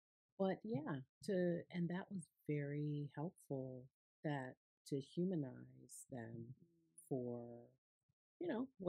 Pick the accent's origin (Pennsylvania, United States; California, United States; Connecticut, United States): Connecticut, United States; I grew up in Connecticut, right?